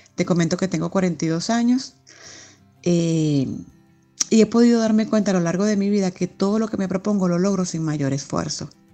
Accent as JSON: {"language": "Spanish", "country": "Venezuela", "moved": "yes", "lives_now": "Spain", "said": "Soy venezolana"}